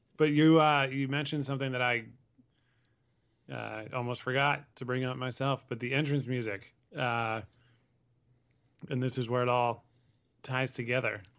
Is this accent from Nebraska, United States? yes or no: no; Connecticut, United States; I saw a lot of games growing up in Connecticut